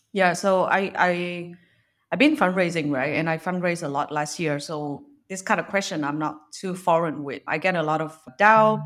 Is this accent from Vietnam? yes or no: yes; Vietnam